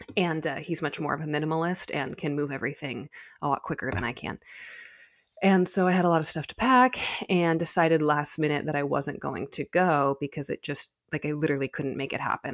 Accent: California, United States; being a Californian

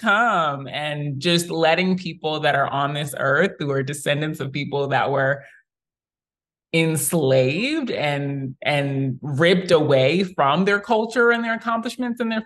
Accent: New York City, New York, United States; moved away as an adult; now in Atlanta, United States; I am from Queens, New York. That is home. And I am celebrating 10 years in Atlanta this year

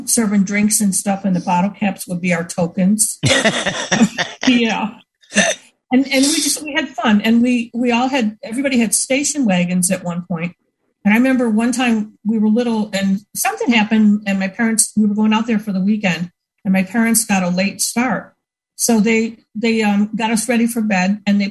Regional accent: Buffalo, New York, United States; I grew up in Buffalo and in Buffalo, New York

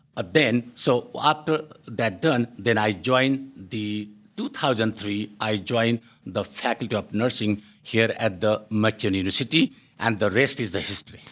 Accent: India; moved away as an adult; also born or lived in United Kingdom; now in Canada; I grew up in India

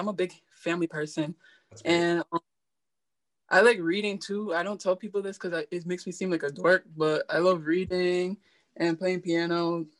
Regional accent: Massachusetts, United States; now in Rhode Island, United States; I'm a big Celtics fan because I was born in Mass.

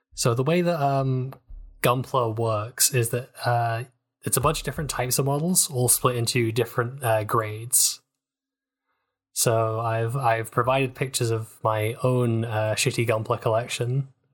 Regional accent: United Kingdom; accent: British; my accent, I have the horrible curse of British.

